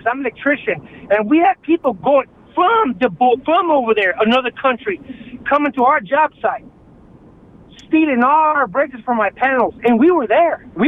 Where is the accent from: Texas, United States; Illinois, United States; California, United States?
Texas, United States; Brownsville; I work in Austin. I was born and raised in Brownsville, Texas, and my family are pioneers of Brownsville.